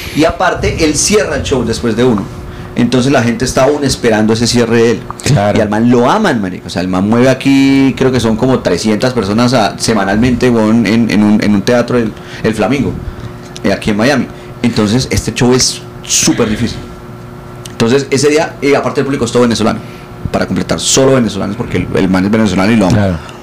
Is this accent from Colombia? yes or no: yes; Bucaramanga, Santander, Colombia; yo crecí en Bucaramanga